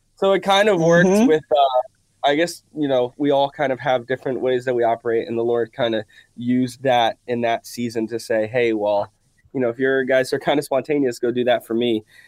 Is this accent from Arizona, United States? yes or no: no; Miami, Florida, United States; we grew up in Miami